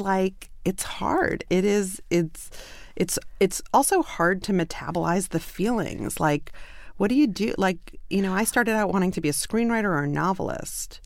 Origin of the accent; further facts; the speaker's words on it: New York City, New York, United States; moved away; I'm from Brooklyn